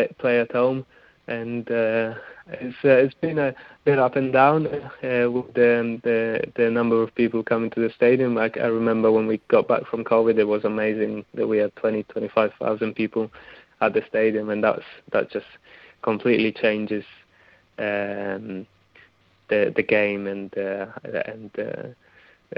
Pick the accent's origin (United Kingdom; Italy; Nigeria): Italy; also born or lived in New Zealand; now in Wellington, New Zealand; I grew up in Italy